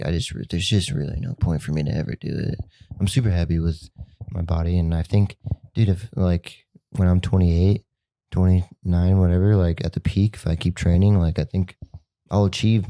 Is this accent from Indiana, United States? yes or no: no; Glendale, Arizona, United States; I'm from Glendale, Arizona. And I'm 20 years old